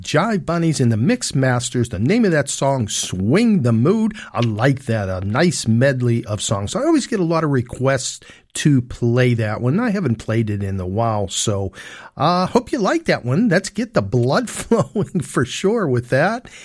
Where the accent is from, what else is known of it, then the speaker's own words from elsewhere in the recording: Pittsburgh, Pennsylvania, United States; moved away as an adult; also born or lived in Arizona / Pleasant Hills, Pennsylvania; now in Pittsburgh, United States; We grew up together here in the Pittsburgh area.